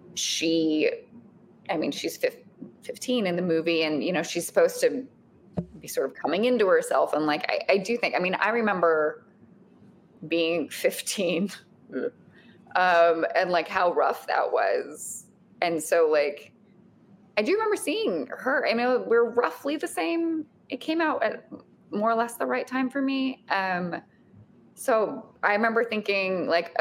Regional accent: Tucson, Arizona, United States; I grew up in Tucson, Arizona.

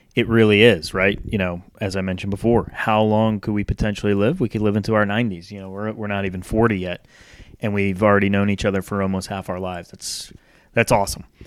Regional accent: North Kingstown, Rhode Island, United States; moved away; also born or lived in Charlotte, North Carolina; I was born and raised in Rhode Island, moved to Charlotte in nineteen ninety-nine

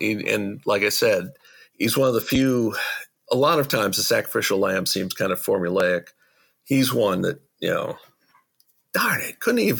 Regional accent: United States; myself as an American

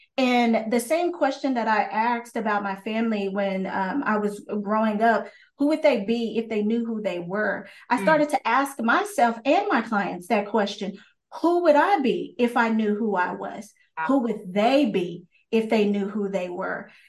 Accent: Texas, United States; I'm from Texas

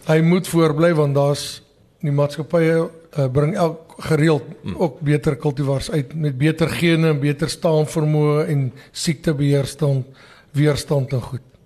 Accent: Delareyville, North West, South Africa; also born or lived in Wonderfontein, Mpumalanga; now in Mpumalanga, South Africa; Ek is gebore in Delareyville distrik in die Noordweste.

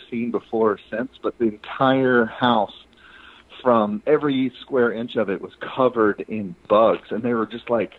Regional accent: Marion, Alabama, United States; the town I grew up in was about 30 minutes from Selma, Alabama. It's out in the middle of nowhere. It's called Marion, Alabama.

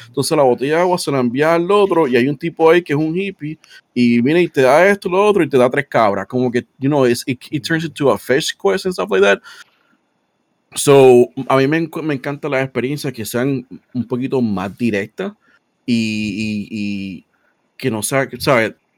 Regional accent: Puerto Rico; como el boricua

